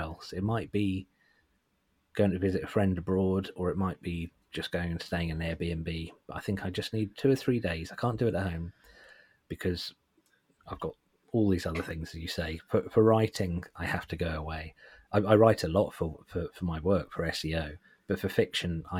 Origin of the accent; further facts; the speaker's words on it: Suffolk, East of England, United Kingdom; I'm from Suffolk and I don't think I have a particularly thick Suffolk accent